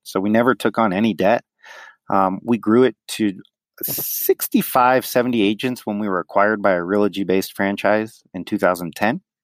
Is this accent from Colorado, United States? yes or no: yes; Denver, Colorado, United States; born and raised in Denver, but both parents are from New York City